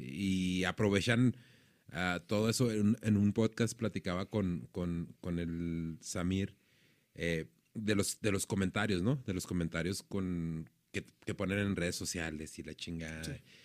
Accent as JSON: {"language": "Spanish", "country": "Mexico", "said": "sabemos nosotros como mexicanos"}